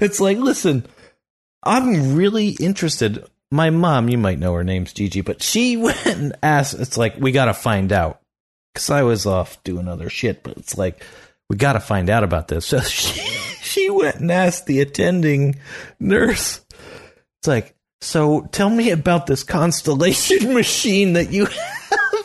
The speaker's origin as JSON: {"language": "English", "area": "the Poconos", "region": "Pennsylvania", "country": "United States", "tie": "born or raised there", "moved": "yes", "said": "I'm back there where I grew up in the Poconos"}